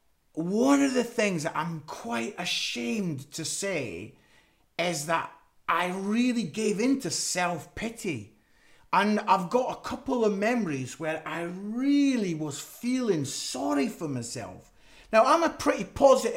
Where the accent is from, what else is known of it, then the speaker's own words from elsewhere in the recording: Scotland, United Kingdom; I'm Scottish